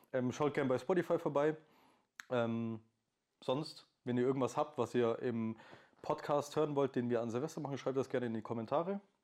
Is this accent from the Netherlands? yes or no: no; Swabia, Bavaria, Germany; accent: Augsburgerisch; erstens kommen wir aus Schwaben und nicht aus Bayern